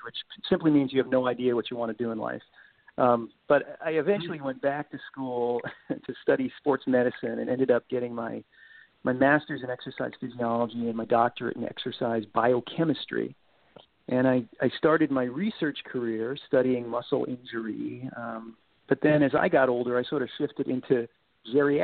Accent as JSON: {"language": "English", "area": "Cape Cod", "region": "Massachusetts", "country": "United States", "tie": "born or raised there", "moved": "as an adult", "lives_now": "Missouri, United States", "said": "I'm a transplanted New Englander who's really found a home out here in the Midwest. I grew up on Cape Cod and spent my first 35 years out there"}